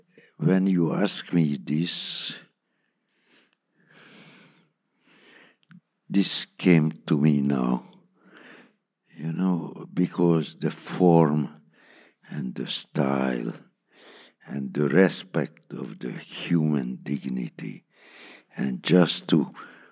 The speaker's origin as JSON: {"language": "English", "country": "Hungary", "second_language": "English", "said": "my mother language is not English"}